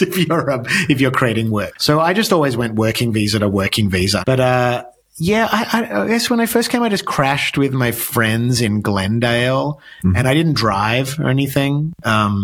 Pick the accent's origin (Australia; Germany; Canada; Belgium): Australia; moved away as an adult; now in United States; my work as an Australian artist